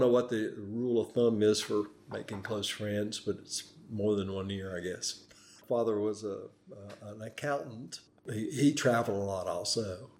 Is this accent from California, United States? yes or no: no; North Carolina, United States; also born or lived in Tennessee / Indiana; Well, I was born in Tennessee, but that's not really where I feel like I grew up. I feel like North Carolina is my home. And we stayed in Tennessee until 64 when we moved up north to Indiana.